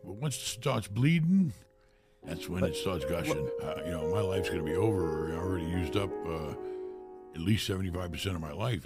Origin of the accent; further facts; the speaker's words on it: New York City, New York, United States; moved away as an adult; also born or lived in Germany; growing up in New York City was very tough